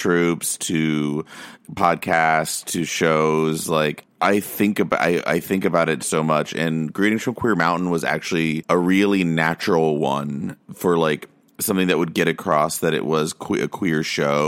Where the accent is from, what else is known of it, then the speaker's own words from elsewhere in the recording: Austin, Texas, United States; moved away as an adult; also born or lived in Pflugerville / Round Rock; now in New York, United States; I grew up in Austin, or just outside of Austin